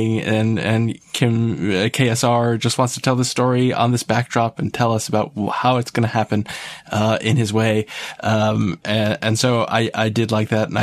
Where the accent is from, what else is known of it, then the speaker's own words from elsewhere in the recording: Yonkers, New York, United States; moved away; I am originally from New York